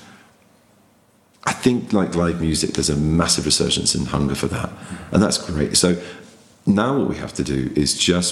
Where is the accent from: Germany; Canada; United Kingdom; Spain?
United Kingdom; England